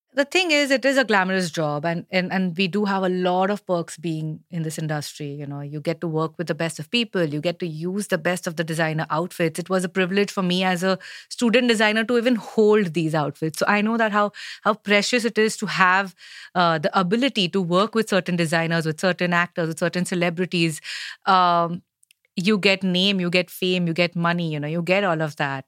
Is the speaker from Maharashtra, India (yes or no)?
yes; Mumbai, Maharashtra, India; I am from Bombay, I am a a Gujarati girl